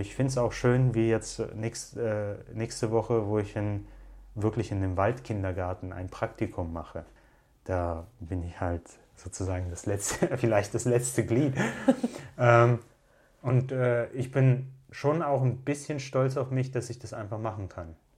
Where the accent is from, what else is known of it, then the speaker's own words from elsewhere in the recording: Russia; now in Cologne, Germany; ich bin in Russland in einer Zeit groß geworden